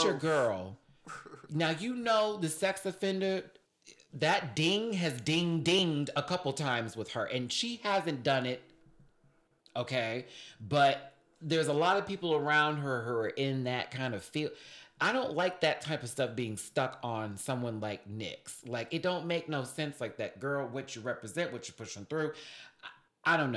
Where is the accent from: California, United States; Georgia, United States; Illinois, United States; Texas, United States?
Texas, United States; Houston; also born or lived in Alabama; my family's from Alabama, but we lived in Houston, Texas.